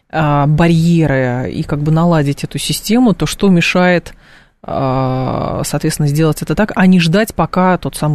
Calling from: Moscow, Russia; я из Москвы.

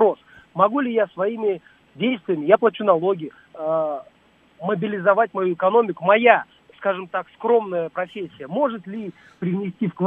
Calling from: Moscow, Russia; я из Москвы

